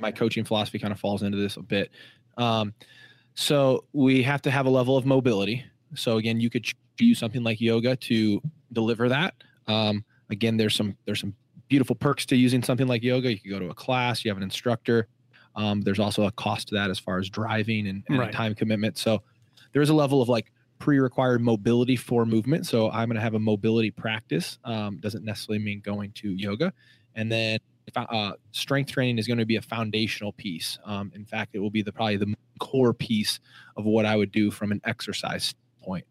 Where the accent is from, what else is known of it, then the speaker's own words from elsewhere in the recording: Illinois, United States; now in San Diego, United States; I'm from Illinois